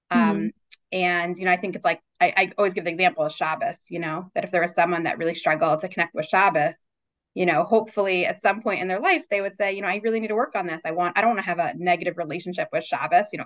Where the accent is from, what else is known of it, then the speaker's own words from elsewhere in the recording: Baltimore, Maryland, United States; also born or lived in New York / Richmond, Virginia; mostly lived in Baltimore for my almost my entire life. Um, I was born in New York, but moved here when I was six, and then we had a short stint in Richmond, Virginia, for three years. But otherwise, I have been in Baltimore um, my whole adult life, and um, went to school here.